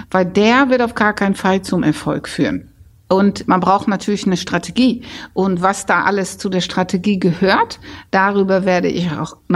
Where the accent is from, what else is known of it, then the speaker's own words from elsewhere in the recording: Netherlands; German is a second language; weil dieser holländische Akzent, wenn ich erzähle, ich bin Holländerin, dann höre ich inzwischen ganz häufig, ach, das hört man ja gar nicht mehr.